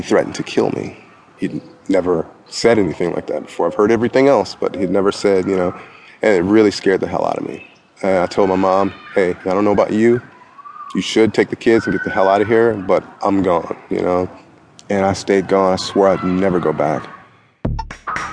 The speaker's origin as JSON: {"language": "English", "town": "Detroit", "region": "Michigan", "country": "United States", "tie": "born or raised there", "said": "I grew up in Detroit, Michigan, born in 1970."}